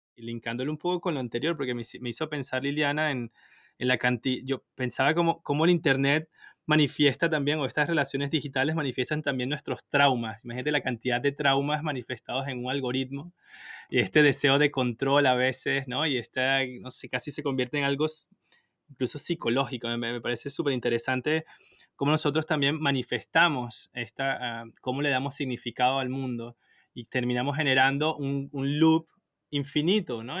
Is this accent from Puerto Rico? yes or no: no; Venezuela; moved away; also born or lived in Asia; no estoy en Europa, estoy en, en, Asia, pero soy de Venezuela